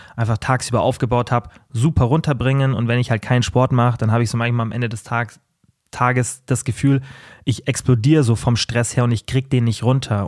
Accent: Germany; Bei uns in Deutschland

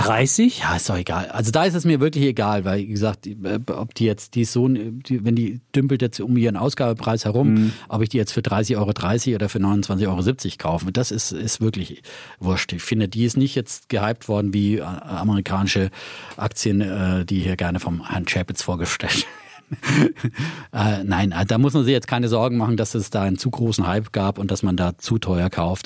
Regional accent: Bavaria, Germany; mir persönlich als Franke

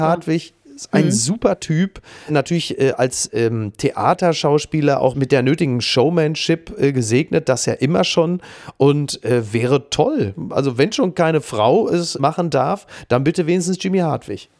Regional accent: Ruhr area, North Rhine-Westphalia, Germany; moved away; in meiner Ruhrgebietsheimat

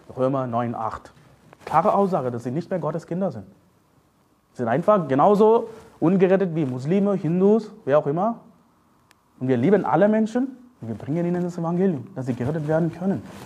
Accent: India; German is a second language; now in Germany; Ich komme aus Indien

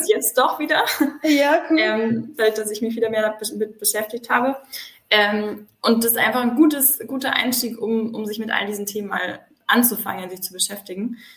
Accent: south of Munich, Bavaria, Germany; Ich komme aus dem Süden von München

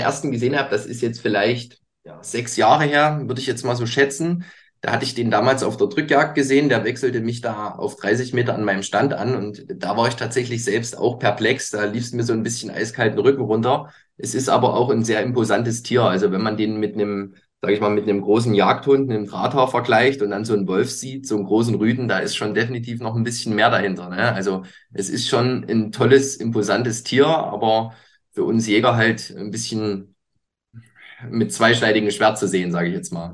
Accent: near Leipzig, Northern Saxony, Germany; ich komme aus Sachsen, speziell aus Nordsachsen. Genau, also Nähe, sage ich mal, Leipzig

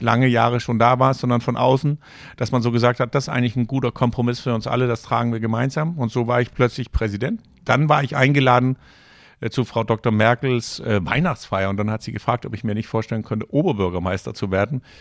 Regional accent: Copenhagen, Capital Region of Denmark, Denmark; German is a second language; moved away as an adult; also born or lived in Danish North Sea coast / Rostock, Germany; now in Germany; als junger Mensch äh, haben meine Eltern entschieden, wir ziehen ja. von Kopenhagen an der Nordsee.

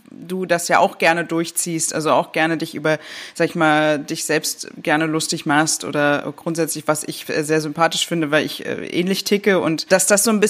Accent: Germany; Also ich meine, wir sind Deutsche und ne, aber wir, ich möchte es trotzdem mal so ein bisschen so für Deutschland äh, sagen.

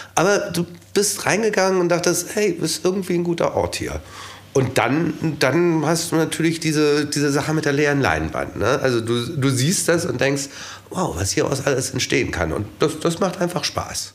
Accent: Hamburg, Germany; moved away; Ich äh, komme auch aus Hamburg

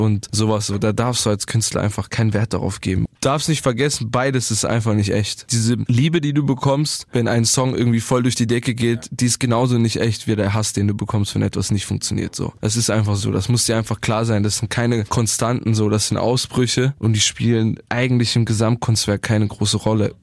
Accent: Bietigheim-Bissingen, Baden-Württemberg, Germany; bei uns in Bietigheim

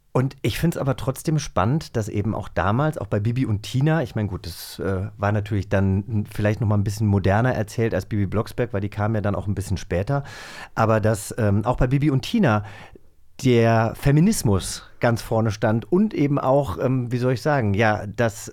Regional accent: Hesse, Germany; ich äh, komme ja aus einem kleinen Dorf auf, aus Hessen

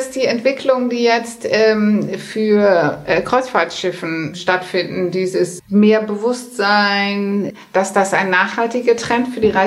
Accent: Netherlands; German is a second language; ich selber als Holländerin, äh, die haben ja die in der, während der Pandemie die große Schilder aufgestellt

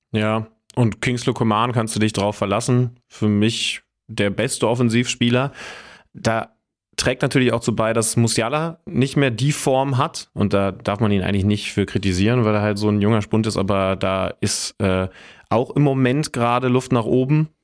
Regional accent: Wolfsburg, Lower Saxony, Germany; moved away; das ist ja in meiner Heimat

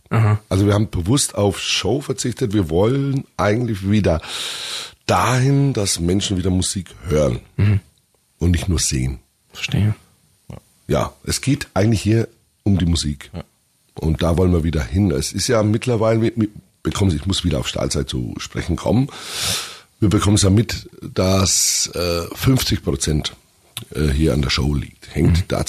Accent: Augsburg, Bavaria, Germany; meine Heimatstadt.

